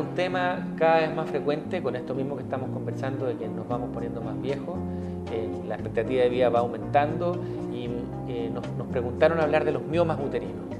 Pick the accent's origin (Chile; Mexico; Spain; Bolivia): Chile; nosotros como chilenos